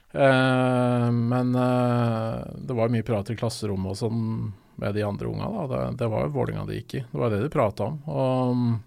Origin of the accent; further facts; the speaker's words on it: Oslo, Norway; jeg er jo fra Østensjø bydel, så jeg er fra lenger ut